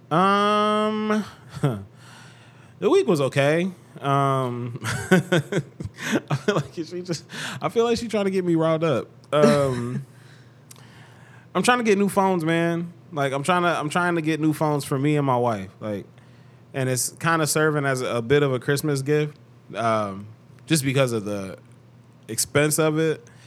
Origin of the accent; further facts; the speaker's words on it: Cleveland, Ohio, United States; I'm from Cleveland, two one six. That's my area code.